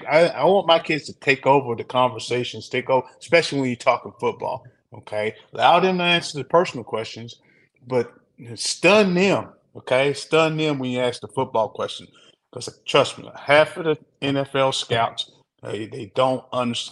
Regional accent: Kentucky, United States; my home state

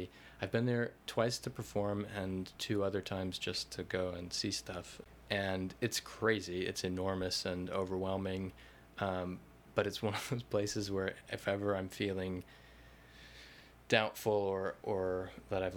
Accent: United States; as an American artist

